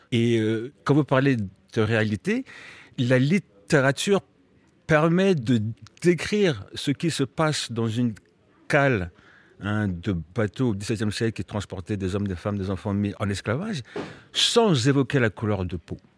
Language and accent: French; Melun, Île-de-France, France; j'ai appris le français à Melun avec euh, des institutrices euh, post 68 euh, qui étaient tout à fait sympathiques